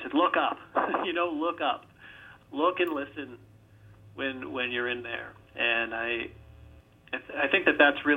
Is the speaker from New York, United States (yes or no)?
no; Virginia, United States; I grew up in Virginia